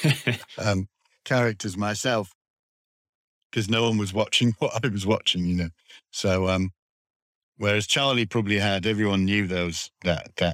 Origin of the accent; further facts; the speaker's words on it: Darlington, North East England, United Kingdom; they would, were from where I was from for a start, like Darlington, and so they had my accent, you know, uh, my accent's fading now